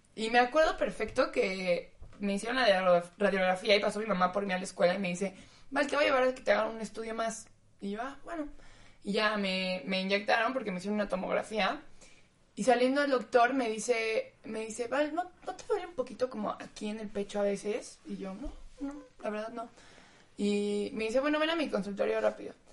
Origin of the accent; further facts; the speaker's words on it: Mexico; moved away; soy mexicana